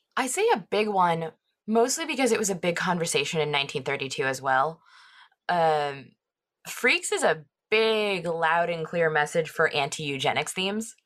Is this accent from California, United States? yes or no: yes; Orange County, California, United States; growing up in Orange County that has such, like, a pretty veneer on it